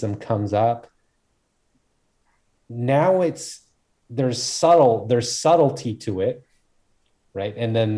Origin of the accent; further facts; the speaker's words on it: United States; born there; I'm Korean and I was born in America, kind of one of those things.